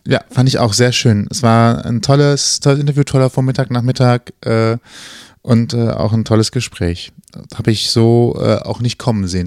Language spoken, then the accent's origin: German; Cologne, North Rhine-Westphalia, Germany; man ist ja als Kölner oft immer nur in den Kerngebieten unterwegs